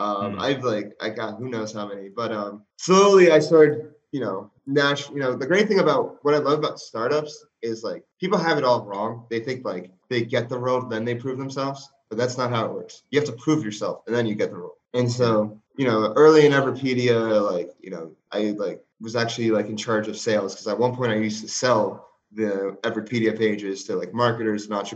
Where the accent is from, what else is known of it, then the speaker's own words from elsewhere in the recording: New Jersey, United States; moved away as an adult; now in Los Angeles, United States; I'm from New Jersey.